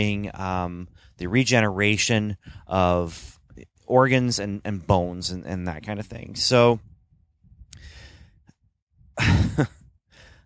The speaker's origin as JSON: {"language": "English", "country": "Canada", "tie": "born or raised there", "said": "I grew up in Canada"}